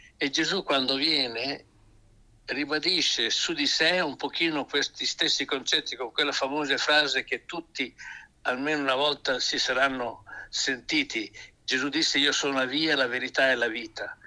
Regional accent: Emilia-Romagna, Italy; sono di questa regione

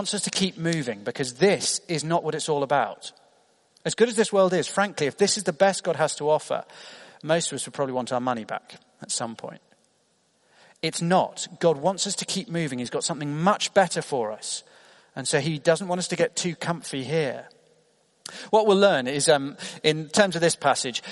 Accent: United Kingdom; as a British teenager

